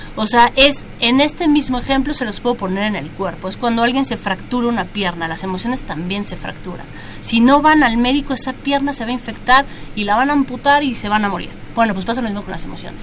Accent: Mexico; nuestro país

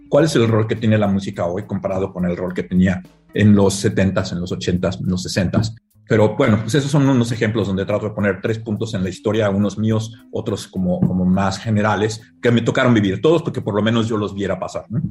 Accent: Mexico; moved away as an adult; now in San Francisco, United States; Cuando me fui de México

